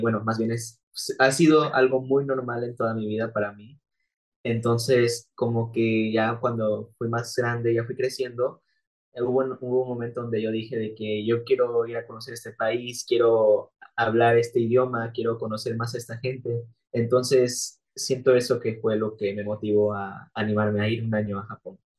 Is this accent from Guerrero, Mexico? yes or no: yes; Acapulco, Guerrero, Mexico; yo soy de Acapulco